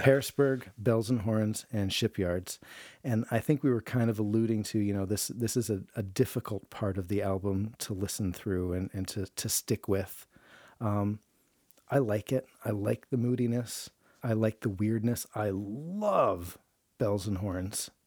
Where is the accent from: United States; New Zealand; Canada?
Canada; I'm a Canadian. I live in the frozen tundra